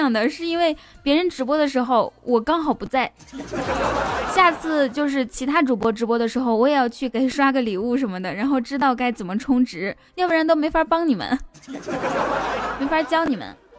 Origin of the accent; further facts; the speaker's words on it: Guangdong, China; 我是广东人，我吃过鱼头。